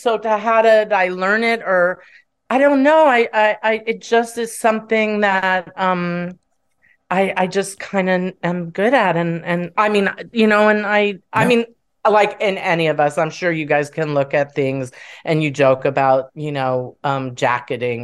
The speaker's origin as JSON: {"language": "English", "town": "Beverly Hills", "region": "California", "country": "United States", "tie": "born or raised there", "also_born_or_lived": "Vermont", "said": "I grew up of privilege in Beverly Hills"}